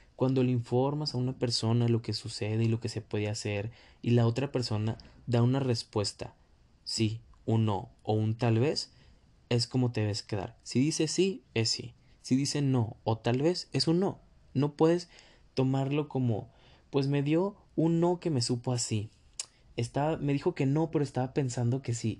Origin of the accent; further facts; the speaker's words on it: Mexico; also born or lived in northern Mexico; desde mi perspectiva como mexicano, básicamente vivo en el norte